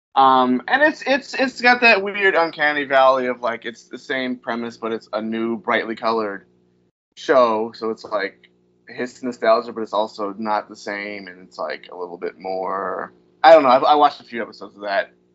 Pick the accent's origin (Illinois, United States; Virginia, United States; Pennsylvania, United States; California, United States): Virginia, United States; moved away; I'm from Virginia